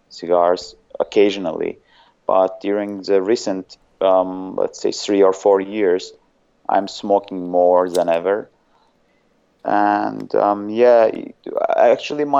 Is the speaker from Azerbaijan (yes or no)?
yes; Azerbaijan; first language Azerbaijani; English is a second language; I'm actually from a small country called Azerbaijan